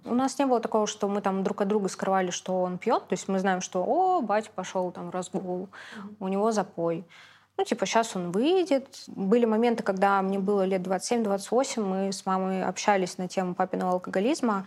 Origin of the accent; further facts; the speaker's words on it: Saint Petersburg, Russia; я родилась, выросла в Питере